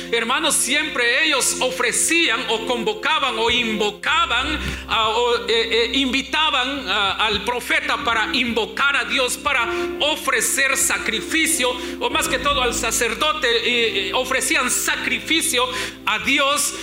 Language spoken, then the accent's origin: Spanish; Guatemala; moved away; hermanas del grupo femenil de mi iglesia allá en mi pueblo en Guatemala yo tenía 18 años